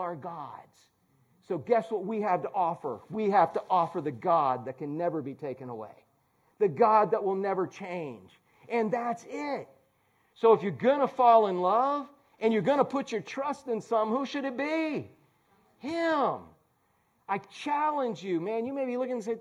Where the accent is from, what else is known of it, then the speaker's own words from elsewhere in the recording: Orlando, Florida, United States; we're from Orlando